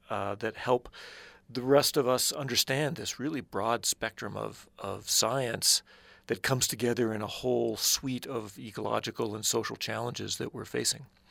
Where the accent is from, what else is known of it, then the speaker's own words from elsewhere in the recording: Midwest, United States; I grew up in the Midwest